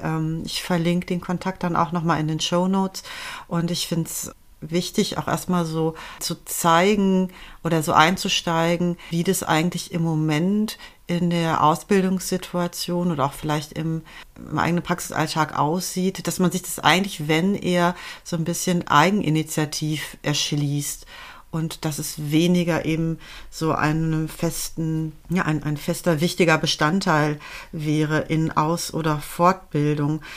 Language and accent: German; Germany; also born or lived in Netherlands; als Deutsche, die in Holland studiert hat